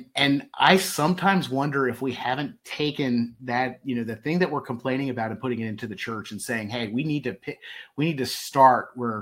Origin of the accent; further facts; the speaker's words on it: Baltimore, Maryland, United States; I grew up in Baltimore